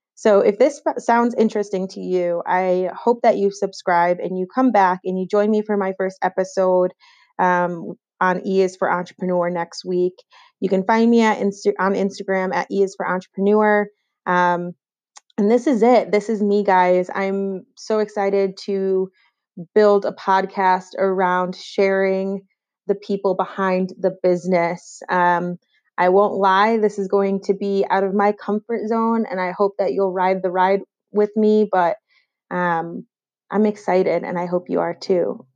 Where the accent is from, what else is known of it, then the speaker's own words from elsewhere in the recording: Rochester, New York, United States; moved away as an adult; also born or lived in Clarkson University, New York; now in Charlotte, United States; I'm originally from New York, but no, not the city, from Western New York and Rochester, to be specific.